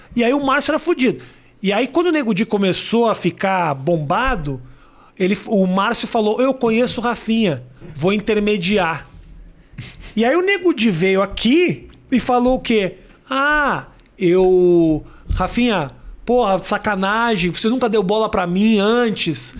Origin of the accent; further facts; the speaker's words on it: Porto Alegre, Rio Grande do Sul, Brazil; moved away as an adult; Quando eu saí de Porto Alegre